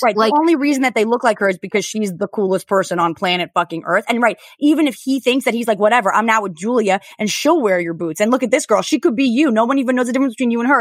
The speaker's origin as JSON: {"language": "English", "region": "New Jersey", "country": "United States", "said": "I'm from New Jersey. I'm not from Staten Island"}